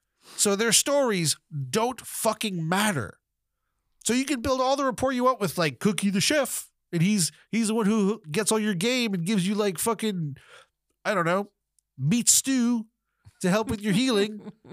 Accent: Florida, United States; Growing up in Florida was different time, different place.

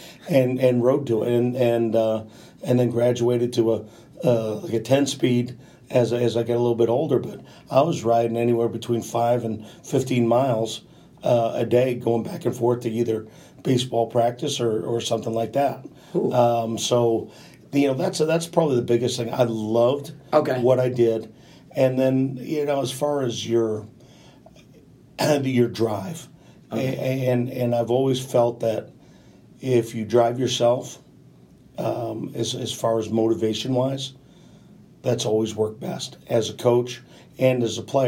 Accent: New Hampshire, United States; now in Florida, United States; I grew up in New Hampshire.

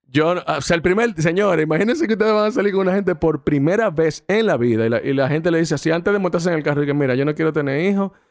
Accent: Mexico; Porque yo soy mexicano.

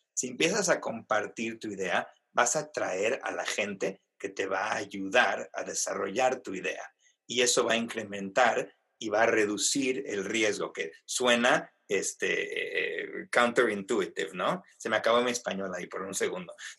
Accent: Mexico City, Mexico; moved away; also born or lived in Argentina / United States; yo soy argentino originalmente, si se pueden imaginar, crecido en la Ciudad de México y luego en Estados Unidos

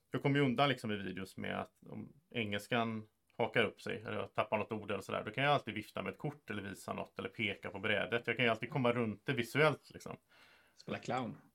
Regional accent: Sweden; Så, så en sak som är ganska rolig som svensk är att det är väldigt många amerikaner och så som, upp, som tycker om att höra saker om Sverige och hur det är i Sverige och vad gör vi här och hit och dit.

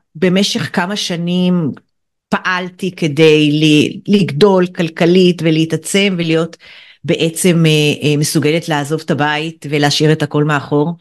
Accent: Kiryat Bialik, Haifa District, Israel; אני גדלתי בקריית ביאליק

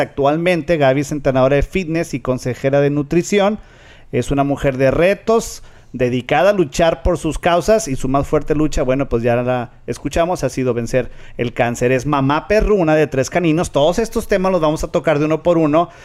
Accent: Monterrey, Nuevo León, Mexico; now in Rio Grande Valley, United States; yo me acuerdo de Monterrey que veníamos al mall

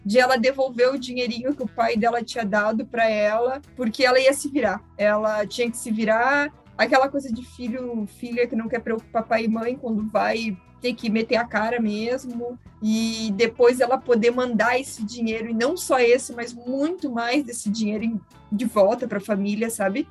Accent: Rio Grande do Sul, Brazil; nós quatro somos do Rio Grande do Sul

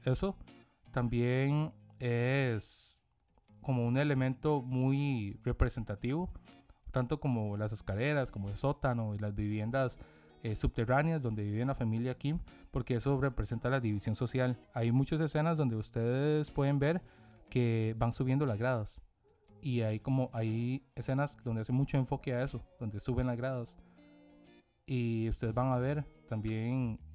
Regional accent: South Korea; uno siendo coreano

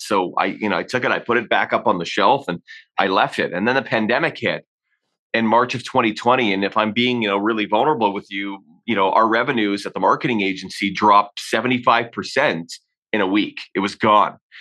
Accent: Hamilton, Ontario, Canada; moved away as an adult; also born or lived in Orlando, Florida; now in Calgary, Canada; kid growing up in Ontario, you typically don't head west of Ontario. You know, I'd never left uh, the province

